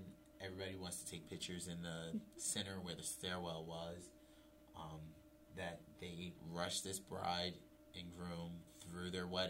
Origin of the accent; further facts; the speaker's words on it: Philadelphia, Pennsylvania, United States; we're from Philadelphia